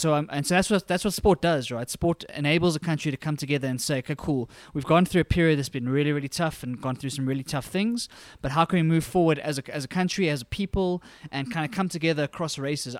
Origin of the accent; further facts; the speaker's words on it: Johannesburg, Gauteng, South Africa; born and bred in Johannesburg, South Africa